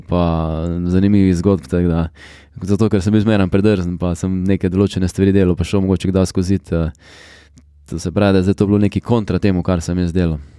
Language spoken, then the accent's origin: Slovenian; Carinthia, Slovenia; ponosen in z veseljem povem, da sem iz Slovenije.